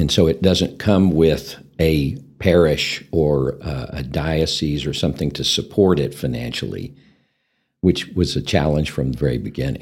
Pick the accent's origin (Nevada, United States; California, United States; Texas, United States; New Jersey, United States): Texas, United States; Amarillo; also born or lived in Hereford, Texas; I'm actually born and raised in Amarillo, Texas, and, uh, lived here all my life